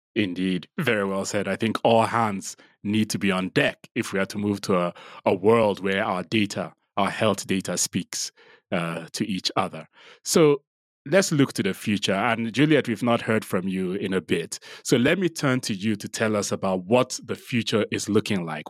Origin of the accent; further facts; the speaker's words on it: Nigeria; now in Nairobi, Kenya; Nigeria is my home country